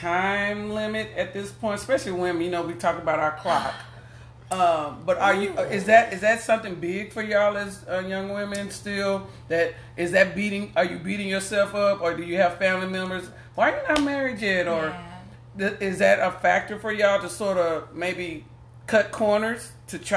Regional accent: the South, United States; I'm from the South

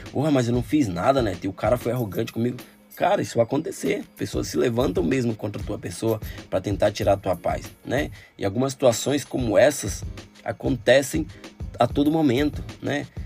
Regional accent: Rio Grande do Norte, Brazil; ah, eu sou potiguar, ah, o Rio Grande do Norte é Paraíba, né?

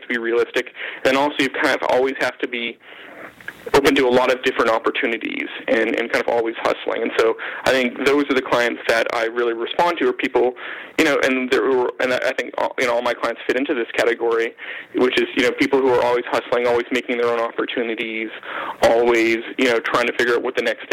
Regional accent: Canada; being Canadian

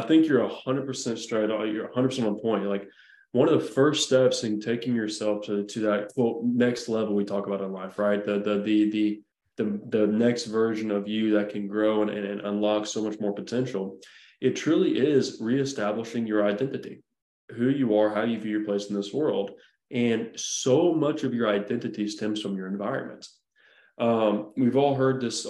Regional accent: Nashville, Tennessee, United States; growing up around the Nashville area

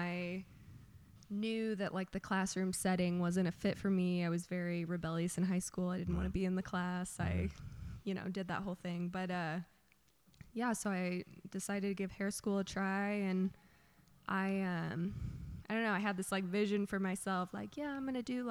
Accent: Lee's Summit, Missouri, United States; also born or lived in Kansas City, Missouri; I grew up in Lee's Summit, Missouri for a majority of my life. Went to high school there.

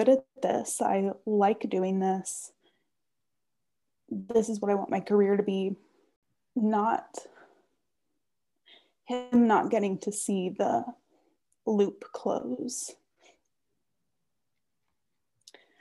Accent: Austin, Texas, United States; I grew up in Austin when the rest of my family was in College Station

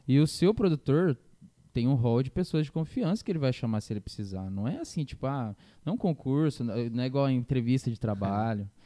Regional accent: Campo Grande, Mato Grosso do Sul, Brazil; eu sou de Campo Grande

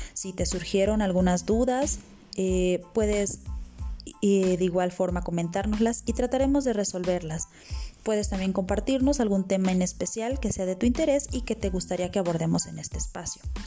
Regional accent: Mexico; como buenos mexicanos

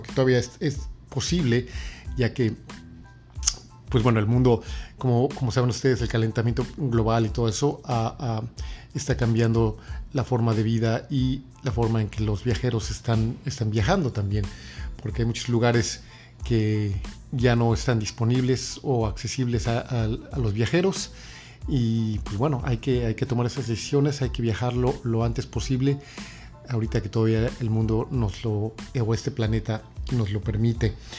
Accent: Mexico City, Mexico; moved away as an adult; now in New York, United States; yo básicamente soy de la Ciudad de México, pero he vivido en la ciudad de, Nueva York por los últimos 16 años

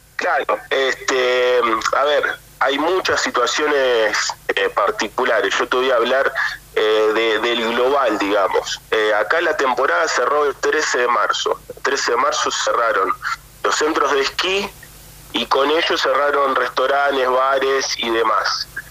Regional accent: Argentina; now in Europe; nosotros también somos argentinos

